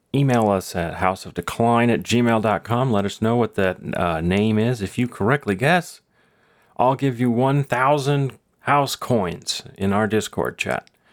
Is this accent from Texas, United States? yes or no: yes; Texas, United States; I'm from Texas